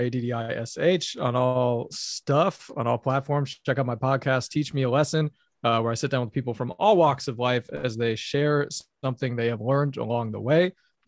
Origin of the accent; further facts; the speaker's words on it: Madison, Wisconsin, United States; That's my hometown. That's where I'm from.